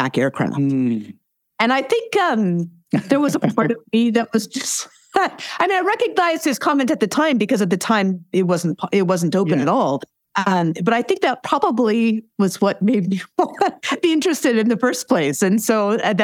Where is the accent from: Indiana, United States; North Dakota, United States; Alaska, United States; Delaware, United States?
Alaska, United States; I grew up in Alaska